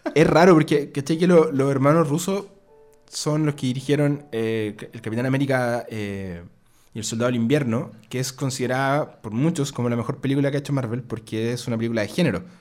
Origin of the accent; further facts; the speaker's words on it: Concepción, Biobío, Chile; nosotros somos de Conce, Chile, un país chiquitito